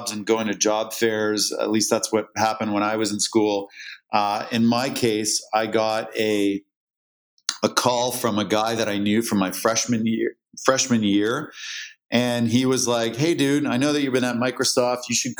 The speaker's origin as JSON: {"language": "English", "area": "just outside of Toronto", "region": "Ontario", "country": "Canada", "tie": "born or raised there", "said": "I was born and raised in Canada, just outside of Toronto."}